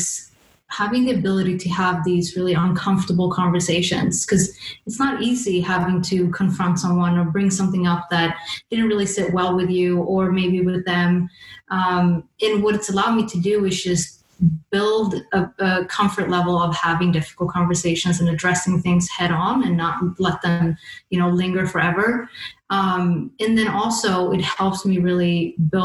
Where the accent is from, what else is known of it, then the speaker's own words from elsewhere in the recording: Sweden; moved away as an adult; now in London, United Kingdom; growing up in Sweden